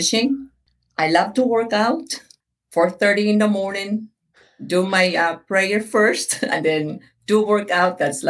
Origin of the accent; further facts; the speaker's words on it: Philippines; now in Sarasota, United States; So most people know I'm a Filipina, but I guess for the listener, I'm a Filipino. I was born and raised in the Philippines.